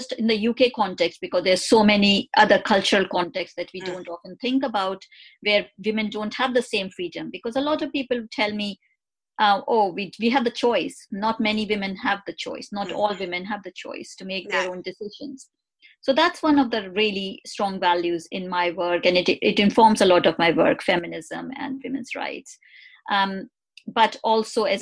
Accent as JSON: {"language": "English", "country": "India", "moved": "yes", "said": "coming from India, I came from India is a very traditionally patriarchal society"}